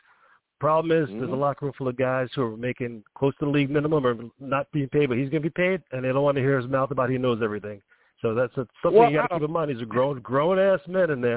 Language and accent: English; New York, United States; I'm from New York.